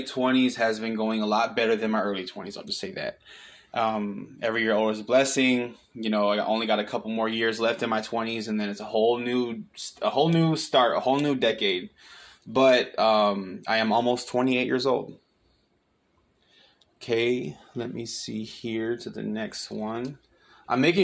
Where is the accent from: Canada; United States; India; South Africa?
United States; Pontiac, Michigan; also born or lived in Waterford, Michigan / Lake Orion Township, Michigan / Auburn Hills, Michigan; now in Texas, United States; I'm from Michigan. I was born and raised there. I'm from Pontiac, Michigan